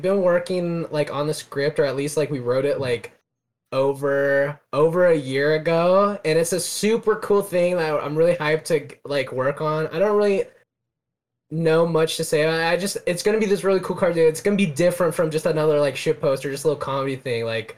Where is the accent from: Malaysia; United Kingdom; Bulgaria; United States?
United Kingdom; I'm British.